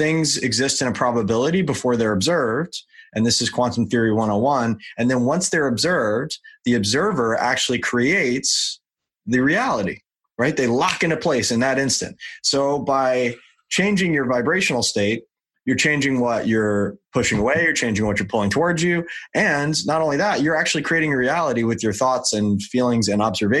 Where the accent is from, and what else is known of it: New York, United States; moved away as an adult; now in Southern California, United States